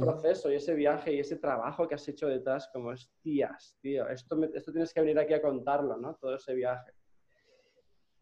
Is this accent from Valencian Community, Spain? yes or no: yes; Gandia, Valencian Community, Spain; moved away as an adult; also born or lived in Barcelona; Yo soy de Gandía